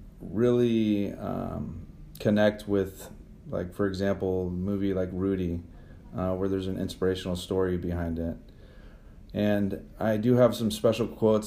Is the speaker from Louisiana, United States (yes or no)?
no; Santa Ana, California, United States; also born or lived in Alamo, California; now in Redwood City, United States; I was born in Santa Ana, California, in Orange County, and lived there until 1998.